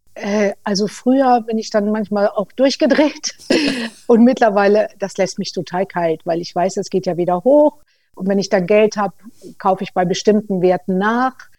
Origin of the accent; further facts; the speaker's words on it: Germany; bei uns in Deutschland